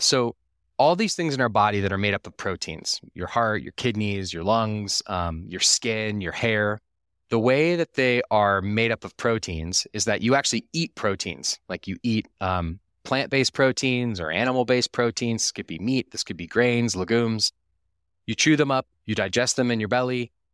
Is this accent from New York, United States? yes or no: no; Austin, Texas, United States; I was raised in Austin, Texas